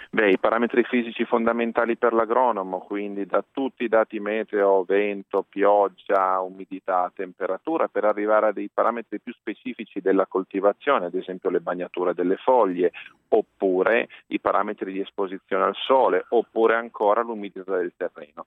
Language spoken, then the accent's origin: Italian; Monferrato, Piedmont, Italy; essendo piemontese, di collina, tra l'altro, io sono originario del Monferrato